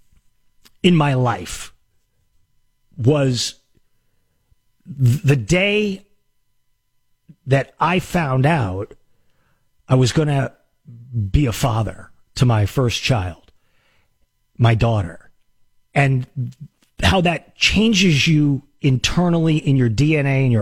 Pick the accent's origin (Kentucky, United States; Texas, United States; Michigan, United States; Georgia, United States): Texas, United States; El Paso; moved away as an adult; also born or lived in Boston / New York / Los Angeles / San Diego; growing up in the West Texas town of El Paso